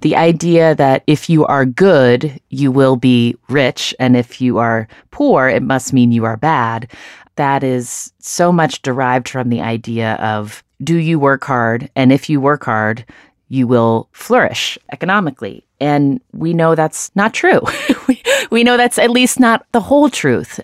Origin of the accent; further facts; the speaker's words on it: United States; I was born in the United States